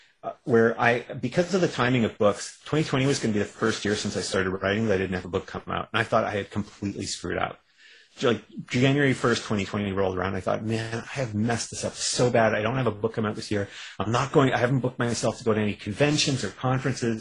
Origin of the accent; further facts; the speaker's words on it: Canada; I'm a Canadian